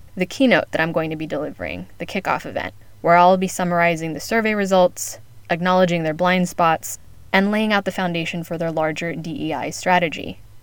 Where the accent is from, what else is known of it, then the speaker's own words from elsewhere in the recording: United States; now in Spain; as an American based in Spain